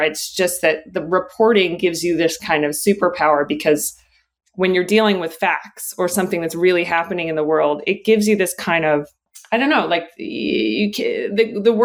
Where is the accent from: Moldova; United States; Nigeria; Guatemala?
United States; Florida; moved away as an adult; now in New York City, United States; I grew up in Florida